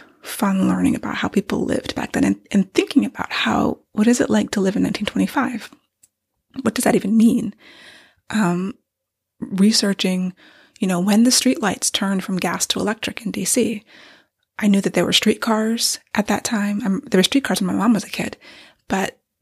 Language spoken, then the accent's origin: English; Maryland, United States; I grew up in Maryland since I was 9 years old.